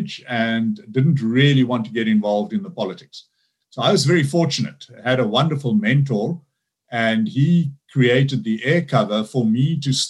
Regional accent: South Africa; I'm a South African, Dutch descent, but my ancestors came to South Africa in the late 1600s, so born and bred African. So one of the biggest things is that I grew up under apartheid

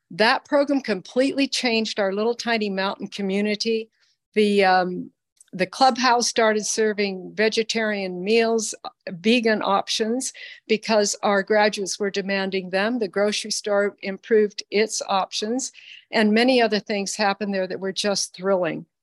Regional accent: Philippines; Lily and I are a day apart in age. We grew up together in the Philippines.

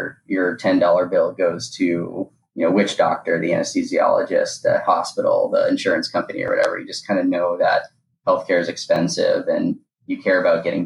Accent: Boston, Massachusetts, United States; I grew up in the Boston area

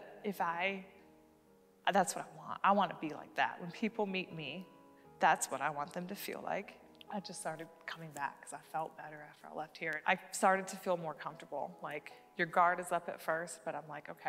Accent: Michigan, United States; moved away as an adult; now in Knoxville, United States; I'm from Michigan

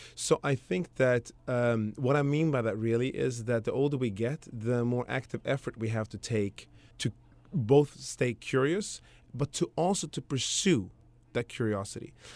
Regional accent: Sweden; now in United States; I grew up in Sweden that way, and ultimately came over to the States

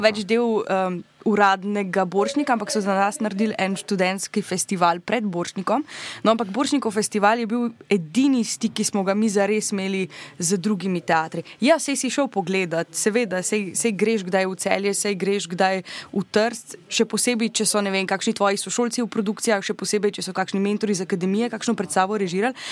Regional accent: Maribor, Drava, Slovenia; jaz sem imela to srečo, da sem iz Maribora

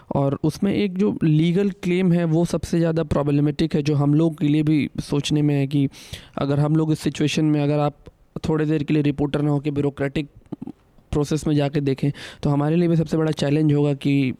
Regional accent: Bihar, India; now in Delhi, India; मैं जिस जगह से आता हूँ बिहार

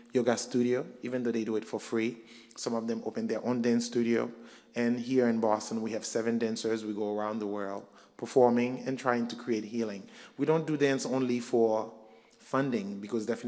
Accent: Haiti; now in United States; I was born and raised in Haiti. I came here in 1993

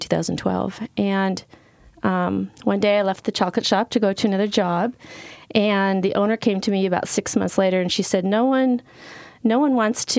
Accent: Yakima, Washington, United States; moved away as an adult; also born or lived in Idaho; I grew up in Washington State

